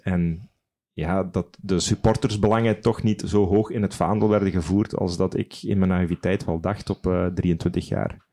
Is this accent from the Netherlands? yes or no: no; Sint-Truiden, Flanders, Belgium; moved away; Ik, ik hou van mijn stad. Ik, ik, woon er al, al, al, heel veel jaren niet meer, maar als ik naar Sint-Truiden kom, dat is voor mij thuiskomen